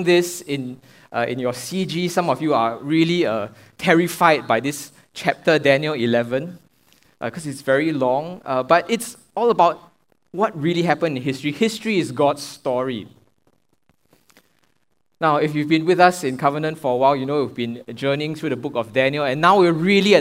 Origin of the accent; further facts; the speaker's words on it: Singapore; I'm a Singaporean